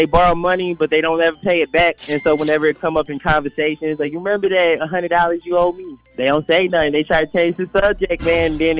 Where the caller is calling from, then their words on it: Decatur, Georgia, United States; I'm calling from Eastside Decatur.